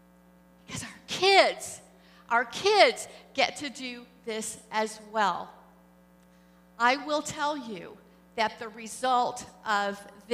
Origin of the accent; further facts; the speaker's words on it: Springfield, Missouri, United States; also born or lived in Islamabad, Pakistan; my hometown, Springfield, Missouri.